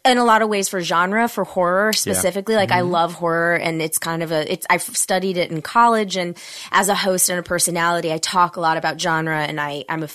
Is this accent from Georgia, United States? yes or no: yes; Atlanta, Georgia, United States; I'm from Atlanta